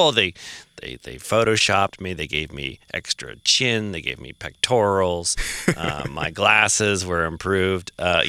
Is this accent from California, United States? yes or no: no; Belmont, Massachusetts, United States; I grew up in Massachusetts in a leafy town called Belmont.